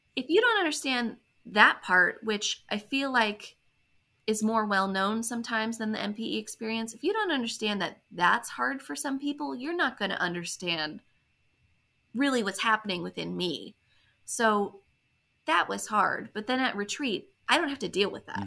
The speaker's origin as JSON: {"language": "English", "region": "Maryland", "country": "United States", "said": "I'm from Maryland originally"}